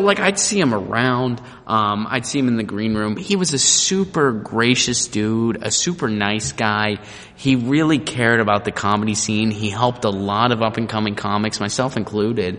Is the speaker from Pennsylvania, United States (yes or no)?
yes; Pittsburgh, Pennsylvania, United States; I grew up in Pittsburgh, Pennsylvania